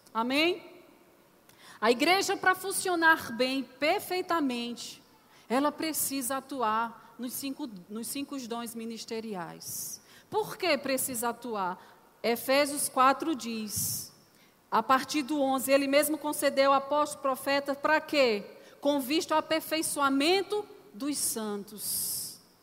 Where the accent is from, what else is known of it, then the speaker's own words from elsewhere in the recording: Northeast Region, Brazil; eu sou nordestina para os visitantes, né? Então tem algumas palavrinhas que a gente usa que é um pouco diferente.